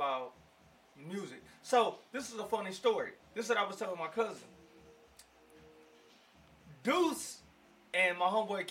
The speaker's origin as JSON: {"language": "English", "town": "Houston", "region": "Texas", "country": "United States", "tie": "born or raised there", "said": "I grew up in Houston, Texas"}